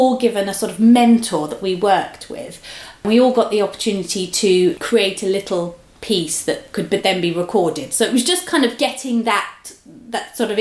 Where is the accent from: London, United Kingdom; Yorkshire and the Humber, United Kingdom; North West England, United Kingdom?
London, United Kingdom; where I grew up in London, you know, I lived in Hackney